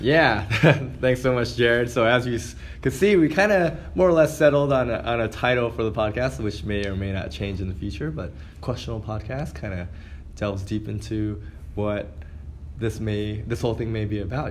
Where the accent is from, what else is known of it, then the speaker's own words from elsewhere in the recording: California, United States; moved away; I'm originally from California